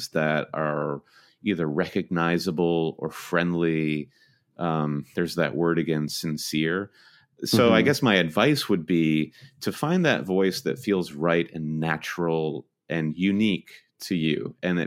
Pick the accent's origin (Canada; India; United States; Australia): United States; Michigan; we're both Michigan natives